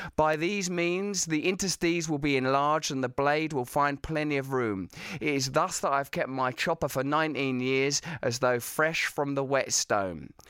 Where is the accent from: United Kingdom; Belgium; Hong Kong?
United Kingdom; Essex, East of England; I'm from Essex